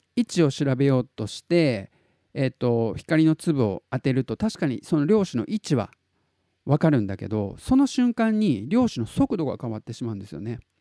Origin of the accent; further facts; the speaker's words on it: Tottori, Japan; 鳥取生まれギターポップ育ち